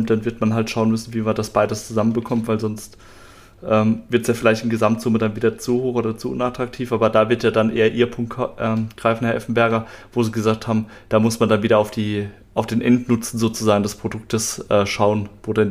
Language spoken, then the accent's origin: German; Mannheim, Baden-Württemberg, Germany; kannte das jetzt auch bei uns hier in Mannheim oder Mannheimer Umfeld, wo ich herkomme.